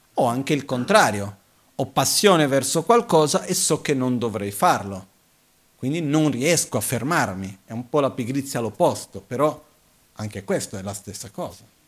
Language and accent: Italian; Brazil; io sono nato in Brasile